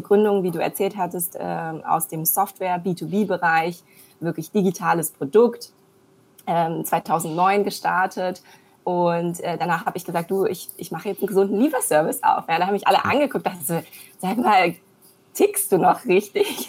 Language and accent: German; Germany; also born or lived in China; Ich bin gebürtige Chinesin, in Deutschland aufgewachsen